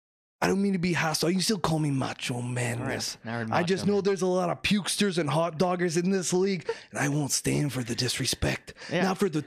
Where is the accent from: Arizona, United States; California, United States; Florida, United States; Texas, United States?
Florida, United States; You know, I'm from Florida, okay?